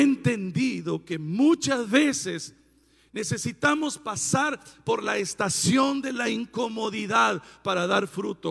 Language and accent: Spanish; Puerto Peñasco, Sonora, Mexico; moved away; En mi tierra natal, Puerto Peñasco, donde Dios vive